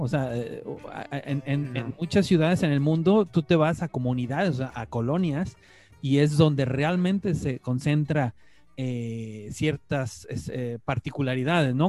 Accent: San Luis Potosí, Mexico; yo siendo también potosino

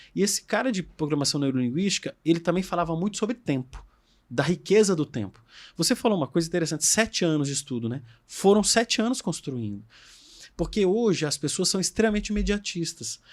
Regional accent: Brasília, Federal District, Brazil; eu sou de Brasília, eu fiz colégio militar

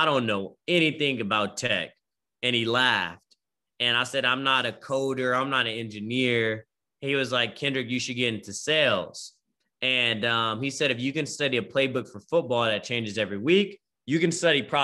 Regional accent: Bay Area, California, United States; moved away as an adult; also born or lived in Richmond, California / Vallejo, California / Oakland, California / Stockton, California; now in Austin, United States; I'm from the Bay Area, right? Born and raised. We moved around a lot

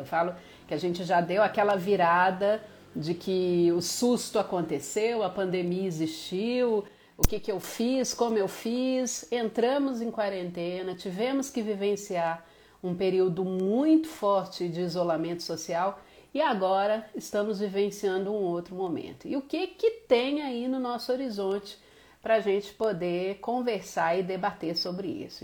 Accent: Minas Gerais, Brazil; eu sou mineira

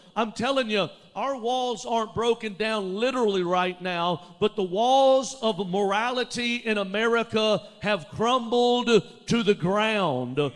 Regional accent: Alabama, United States; moved away as an adult; also born or lived in Dallas, Texas; I grew up in Alabama, but I lived in Dallas for 15 years.

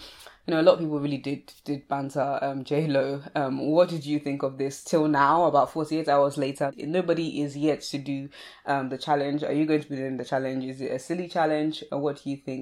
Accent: Sussex, South East England, United Kingdom; I grew up in Sussex

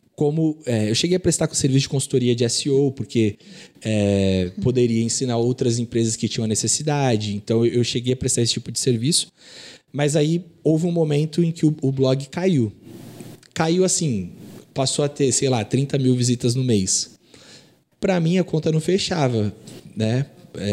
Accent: Santos, São Paulo, Brazil; also born or lived in Nova Iguaçu, Rio de Janeiro; quando eu tinha quatro anos, eu vim para Santos.

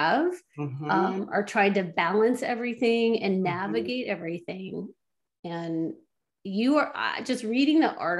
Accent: Bay Area, California, United States; I'm from the Bay Area.

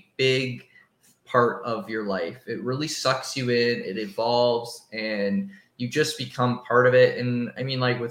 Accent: Windsor, Ontario, Canada; we're from Windsor, Ontario, right across the border from Detroit

